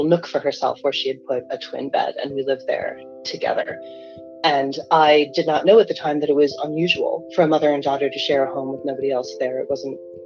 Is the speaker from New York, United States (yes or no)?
yes; New York City, New York, United States; I was born in Yorkville, which is the very far east neighborhood in New York City